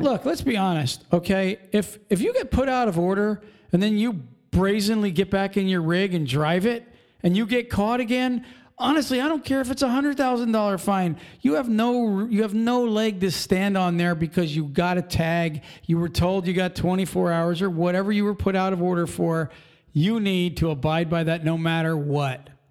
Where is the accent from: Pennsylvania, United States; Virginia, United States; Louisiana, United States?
Pennsylvania, United States; Pennsylvania, we're from Pennsylvania